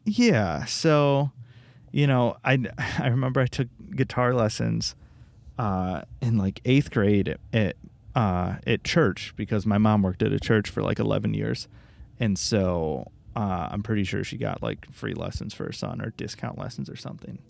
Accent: Royal Oak, Michigan, United States; also born or lived in Troy, Michigan / Los Angeles; I grew up in Royal Oak, and then, uh, like halfway through elementary school, I moved to a different city, another suburb called Troy

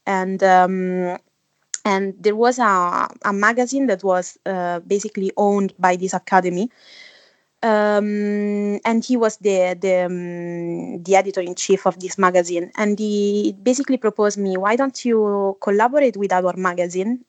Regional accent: Italy; moved away as an adult; also born or lived in Budapest / Amsterdam; now in London, United Kingdom; I come from Italy. Uh, at the moment I'm living in London

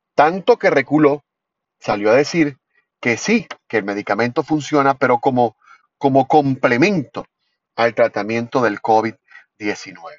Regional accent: Venezuela; como venezolanos

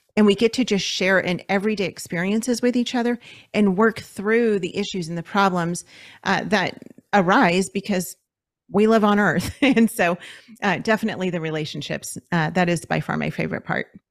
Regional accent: Los Angeles, California, United States; moved away as an adult; we're from Los Angeles, so we lived in L A County

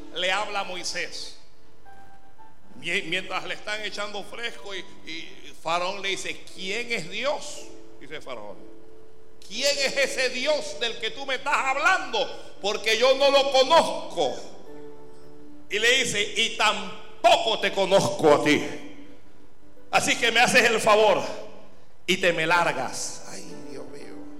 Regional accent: Panama; Aquí en Panamá

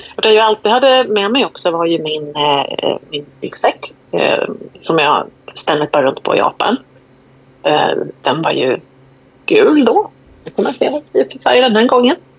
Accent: Sweden; Vi är svenskar

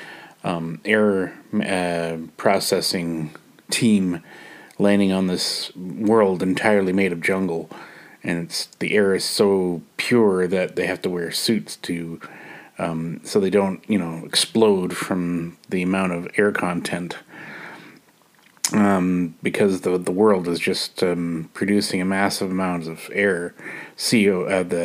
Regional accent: Canada; I'm a Canadian

